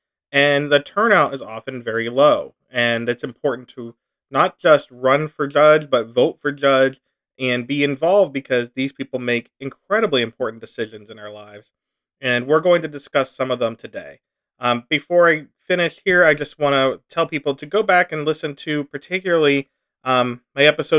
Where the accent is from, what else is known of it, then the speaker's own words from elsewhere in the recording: Pittsburgh, Pennsylvania, United States; now in Bridgeport, United States; I am originally from Pittsburgh, Allegheny County, home of the Steelers and Penguins.